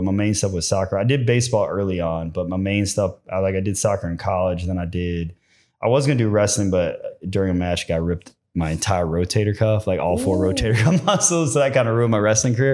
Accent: Bolingbrook, Illinois, United States; moved away; also born or lived in Naperville, Illinois; I grew up, I'm originally from Southside suburbs of Chicago. Oh, really? Bolingbrook, Illinois

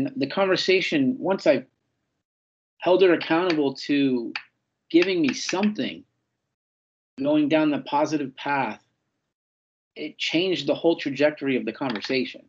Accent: San Francisco, California, United States; the Salesian Boys Club, where I grew up in North Beach in San Francisco

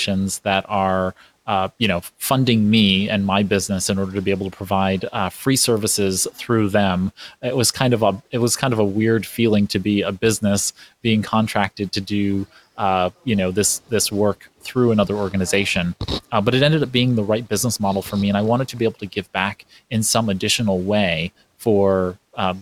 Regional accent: New York City, New York, United States; while I wasn't born in New York, I'm a New Yorker. I was raised in Brooklyn, New York

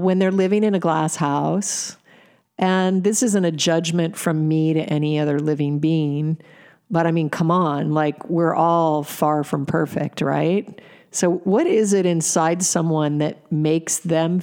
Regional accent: Alaska, United States; I was raised in Alaska

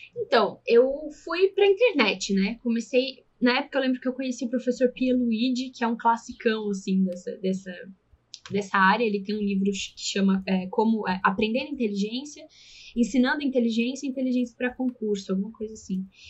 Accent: São Paulo, Brazil; also born or lived in south of Minas Gerais; now in Belo Horizonte, Brazil; eu sou paulista

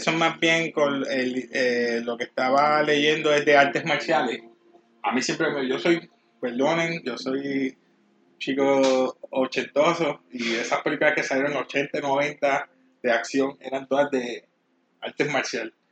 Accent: Puerto Rico; Todos somos mezclados aquí somos estos boricuas

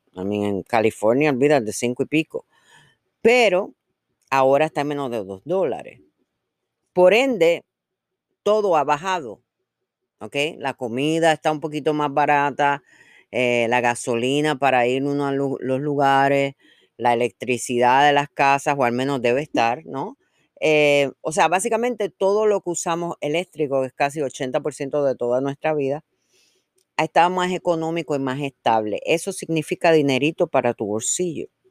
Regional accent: Puerto Rico; now in United States; llevo más años aquí que donde nací y todo el mundo sabe que yo soy boricua

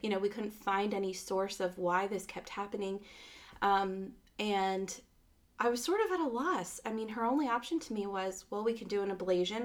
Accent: Phoenix, Arizona, United States; I was born in Phoenix

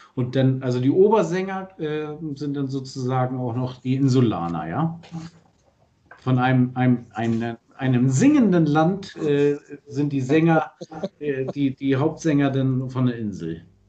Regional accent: Germany; als Deutscher

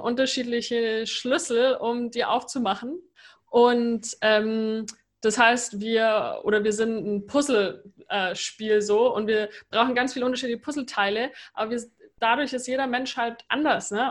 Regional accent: Germany; moved away; also born or lived in United States; als Deutsche

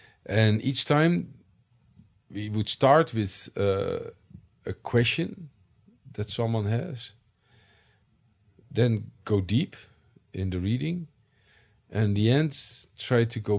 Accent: United States; now in Netherlands; I came from the United States, where you have a lively liberal arts tradition, to the Netherlands, where you had much less so.

